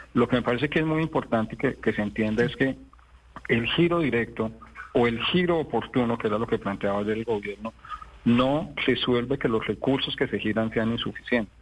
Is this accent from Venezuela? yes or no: no; Colombia